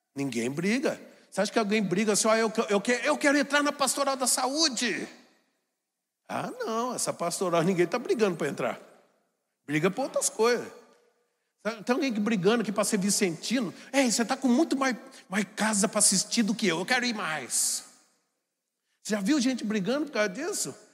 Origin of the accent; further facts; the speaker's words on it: Jacareí, São Paulo, Brazil; sou de Jacareí, uma cidade muito grande do Vale do Paraíba